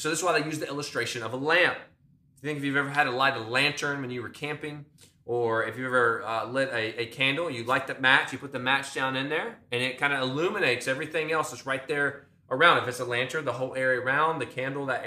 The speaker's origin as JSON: {"language": "English", "country": "United States", "said": "as American Christians"}